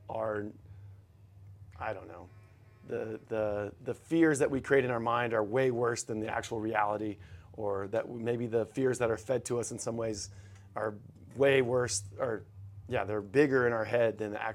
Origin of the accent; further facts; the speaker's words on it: Texas, United States; yeah for sure, and I take pride in like being a Texan